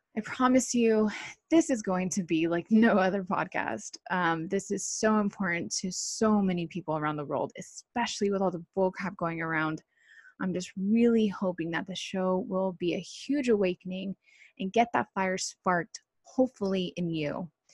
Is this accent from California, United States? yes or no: yes; Costa Mesa, California, United States; also born or lived in Irvine, California; born and raised in South Orange County, more like Costa Mesa, Santa Ana area